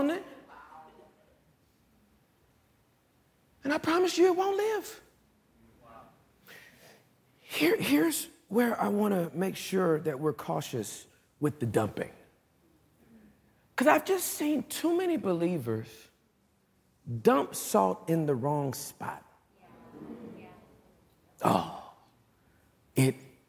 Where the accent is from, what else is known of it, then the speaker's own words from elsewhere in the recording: California, United States; I'm from California